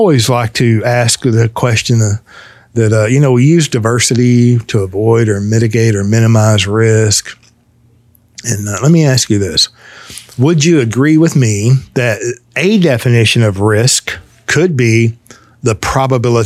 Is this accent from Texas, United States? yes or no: yes; Fort Worth, Texas, United States; I was born and raised in Fort Worth, Texas